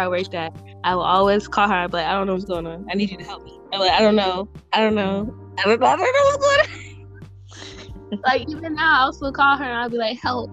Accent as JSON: {"language": "English", "town": "Tampa", "region": "Florida", "country": "United States", "said": "I'm from Tampa. So Tampa is an hour away from Daytona. So when I was graduating my high school"}